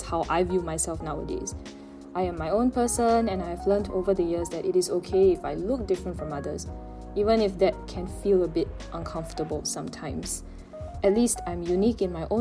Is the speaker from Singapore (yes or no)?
yes; Singapore